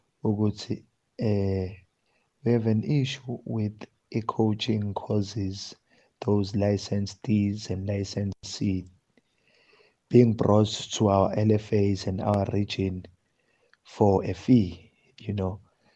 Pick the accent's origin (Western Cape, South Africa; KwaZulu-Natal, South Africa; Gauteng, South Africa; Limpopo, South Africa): KwaZulu-Natal, South Africa; Durban; from Durban.